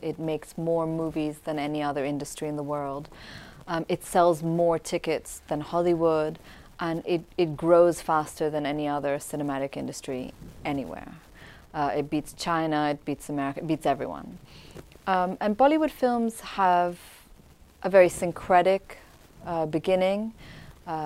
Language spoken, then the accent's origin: English; Damascus, Damascus Governorate, Syria; moved away; also born or lived in Pakistan; I grew up in Damascus, Syria, and used to watch episodes of Cheers